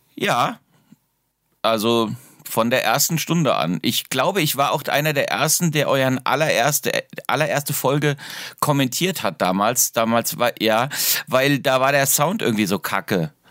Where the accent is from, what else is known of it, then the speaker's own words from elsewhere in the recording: Darmstadt, Hesse, Germany; moved away as an adult; also born or lived in Heidelberg; now in Weinheim, Germany; Ich bin in Darmstadt aufgewachsen